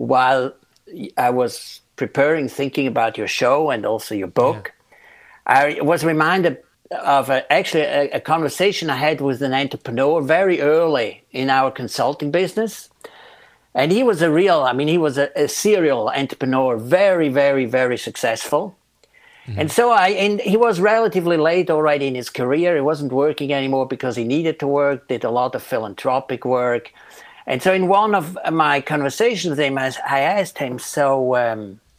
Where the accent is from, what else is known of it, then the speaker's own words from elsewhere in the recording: Switzerland; moved away as an adult; now in Princeton, United States; I'm originally from Switzerland, but have lived in Princeton for 18 years.